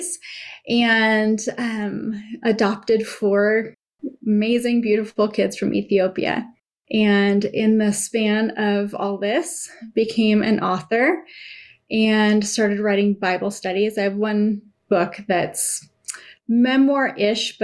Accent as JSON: {"language": "English", "town": "Seattle", "region": "Washington", "country": "United States", "tie": "born or raised there", "also_born_or_lived": "California / Guatemala", "said": "born in California, spent most of my growing up in Seattle, spent my middle school years in Guatemala in the 90s"}